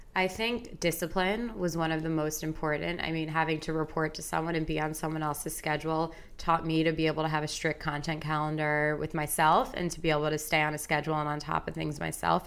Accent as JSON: {"language": "English", "area": "Long Island", "region": "New York", "country": "United States", "tie": "born or raised there", "also_born_or_lived": "Madison, Wisconsin", "lives_now": "New York City, United States", "said": "I grew up on Long Island"}